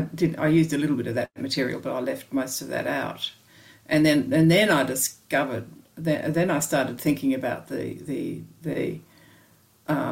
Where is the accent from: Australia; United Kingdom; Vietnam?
Australia; I'm from Australia, you know, we've got kookaburras and magpies